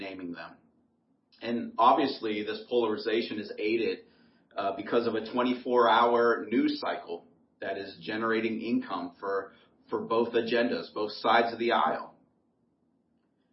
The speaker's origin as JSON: {"language": "English", "region": "Ohio", "country": "United States", "tie": "born or raised there"}